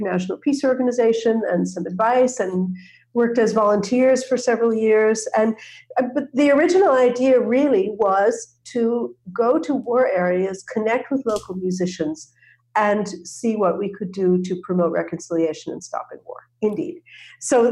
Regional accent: outside of New York, United States; I grew up outside of New York in a cooperative community, interracial, interreligious living community

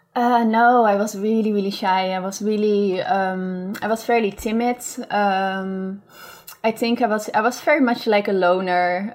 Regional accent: Beemster, North Holland, Netherlands; I grew up in Beemster, mm-hmm. which is uh, in the Netherlands

